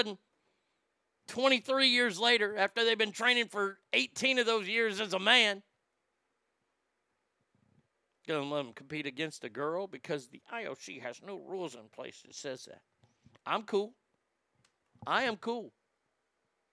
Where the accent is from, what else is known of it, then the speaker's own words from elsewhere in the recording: Texas, United States; I grew up in Texas